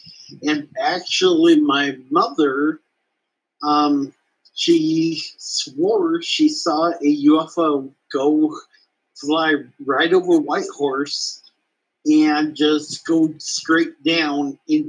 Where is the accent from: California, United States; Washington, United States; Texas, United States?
Washington, United States; Darrington; I saw a couple of things growing up in Darrington.